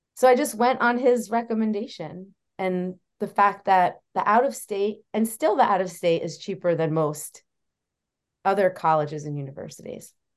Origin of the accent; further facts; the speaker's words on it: New Jersey, United States; moved away as an adult; also born or lived in Oswego, New York; I grew up in New Jersey